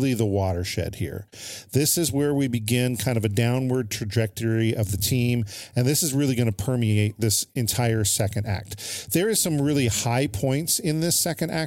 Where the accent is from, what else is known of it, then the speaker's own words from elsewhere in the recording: California, United States; I'm the dummy from California